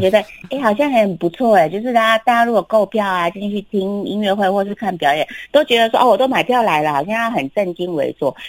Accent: Kaohsiung, Taiwan; 因为我在高雄长大

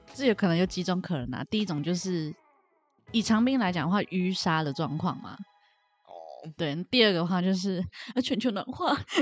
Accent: East Coast of Taiwan, Taiwan; accent: Indigenous accent; 我是这边的小孩

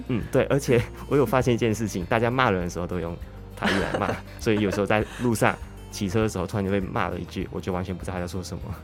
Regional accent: Malaysia; moved away as an adult; now in Taiwan; 我是来自马来西亚

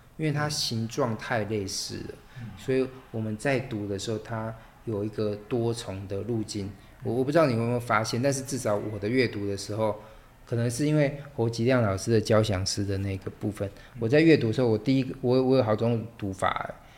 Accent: Taiwan; 我们台湾人

